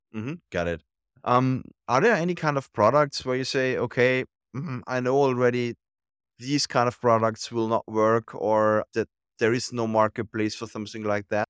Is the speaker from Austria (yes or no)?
yes; Austria; I'm from Austria